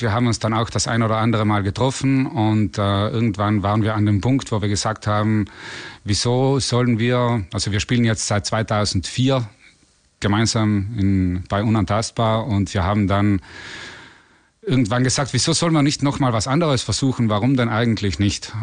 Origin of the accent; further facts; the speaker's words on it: South Tyrol, Trentino-Alto Adige, Italy; wir kommen ja aus Südtirol, also aus Italien